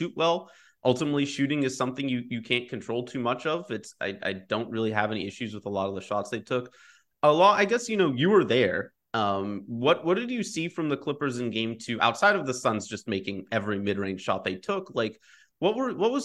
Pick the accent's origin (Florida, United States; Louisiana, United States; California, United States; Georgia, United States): California, United States; Los Angeles; also born or lived in Michigan; now in Philadelphia, United States; I grew up in L.A.